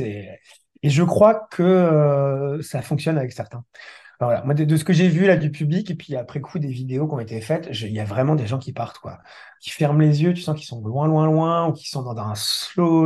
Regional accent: Brittany, France; je suis breton, basé en Centre-Bretagne

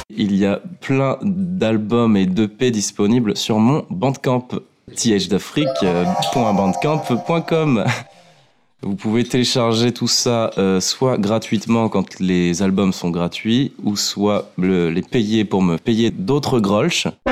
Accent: Bordeaux, Nouvelle-Aquitaine, France; je suis bordelais

